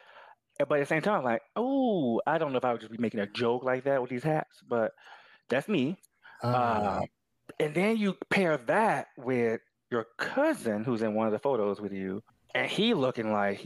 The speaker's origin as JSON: {"language": "English", "region": "the South", "country": "United States", "tie": "born or raised there", "said": "But especially growing up in the South, I know people like Sydney Sweeney who they are cool, their family is not."}